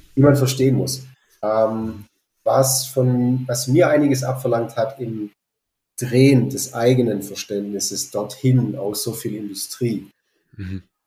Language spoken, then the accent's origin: German; Fils Valley, Baden-Württemberg, Germany; also born or lived in Berlin; Ich bin hier im Filztal aufgewachsen.